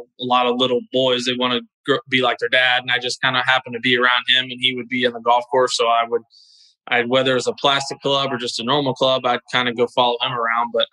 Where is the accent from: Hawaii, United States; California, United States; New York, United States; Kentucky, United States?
Kentucky, United States; Louisville; moved away as an adult; now in Florida, United States; growing up in Louisville, Kentucky